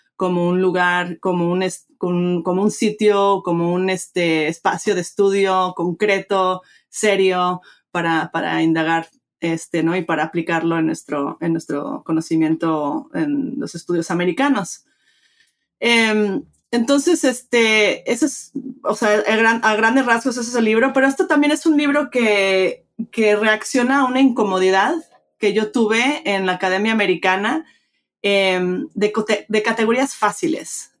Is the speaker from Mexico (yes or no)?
yes; Mexico; moved away; me crié en México, este, de padre mexicano, de madre americana, crecí bilingüe, bicultural